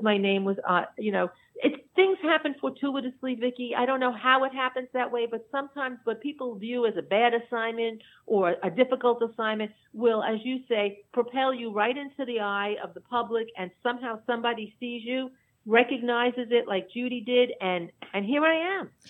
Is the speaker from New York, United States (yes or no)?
yes; New York City, New York, United States; mostly I was in Dyker Heights, which is really a small pocket in between Bensonhurst and and Bay Ridge.